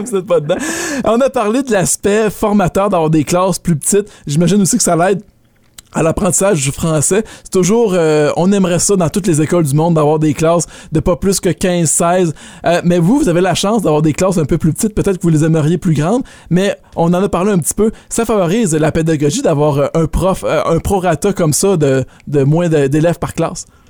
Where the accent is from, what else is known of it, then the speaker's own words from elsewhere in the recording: Quebec, Canada; moved away; nous, euh, toi et moi, on est, on est du Québec